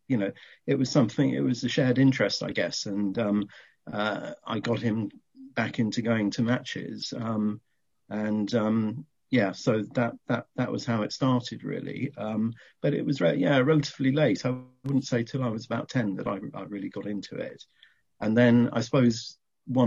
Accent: Horsham, South East England, United Kingdom; I grew up just outside Horsham, and obviously the Albion was the local team

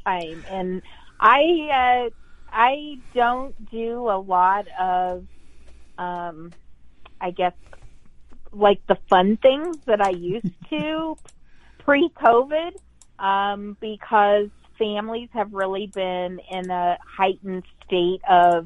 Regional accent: Colorado, United States; moved away as an adult; also born or lived in Pennsylvania; I'm from Colorado.

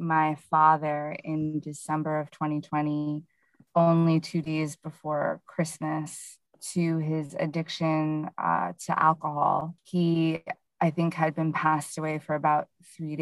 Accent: Hudson Valley, New York, United States; I am from the Hudson Valley region of New York here in the US

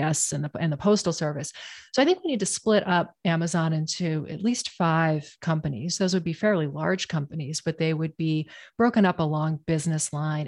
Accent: Portland, Maine, United States; I grew up in Portland, Maine, um, in the nineteen eighties and nineties

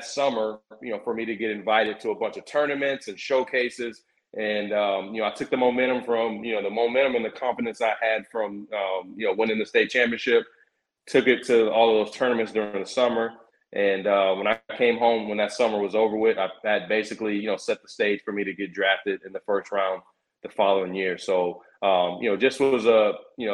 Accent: Tampa, Florida, United States; born or raised there

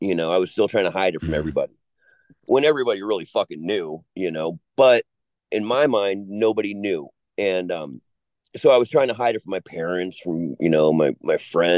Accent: California, United States; When I was younger, okay, growing up, like where I grew up in Southern California.

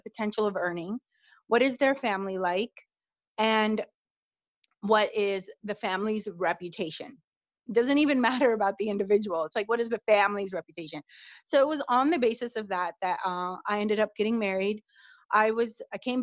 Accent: United States; I actually am born and raised in the United States

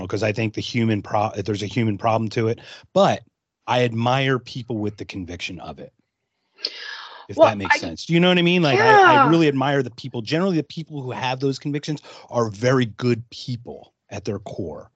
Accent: Philadelphia, Pennsylvania, United States; I grew up in just outside Philadelphia

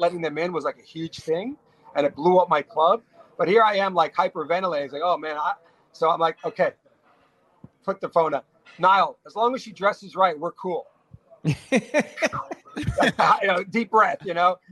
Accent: Garden City, New York, United States; I grew up in Garden City.

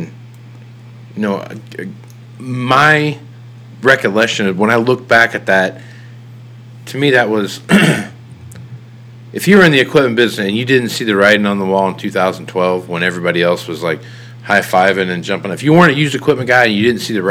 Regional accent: Kansas, United States; I'm from Kansas

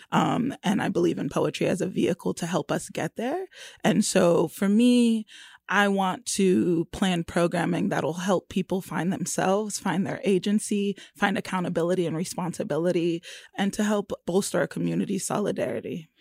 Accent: Florida, United States; moved away as an adult; also born or lived in Brooklyn, New York; now in Kansas City, United States; I was born in Brooklyn, and I was raised in Florida for sixteen years and left Brooklyn. I was nine

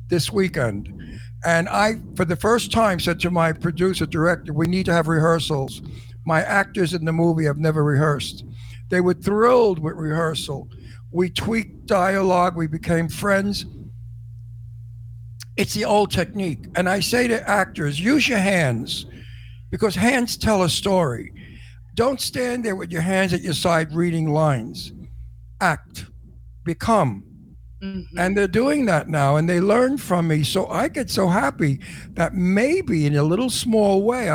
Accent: New York, United States; accent: New York; you have such a New York accent

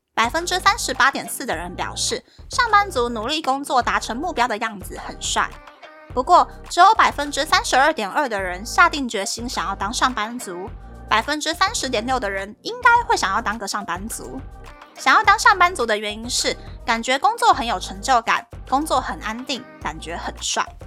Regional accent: Taiwan; moved away as an adult; now in Japan; 身为台湾人的我就已经先不行了

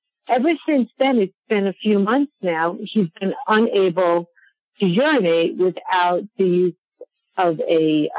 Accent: New York, United States; now in Longmont, United States; I'm originally from New York

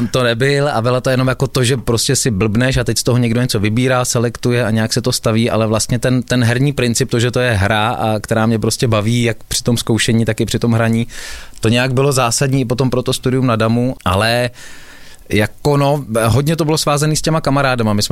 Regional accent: Czechia; Ale to máme i hodně rádi my, eh, Češi

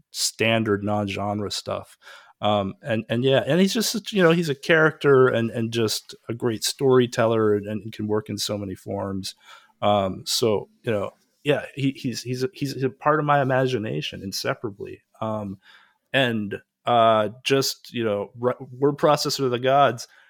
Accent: Pacific Northwest, United States; I grew up in the Pacific Northwest

